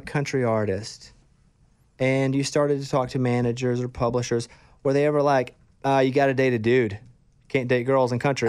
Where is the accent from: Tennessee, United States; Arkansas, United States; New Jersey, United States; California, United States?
Arkansas, United States; also born or lived in Austin; now in Nashville, United States; I grew up in Arkansas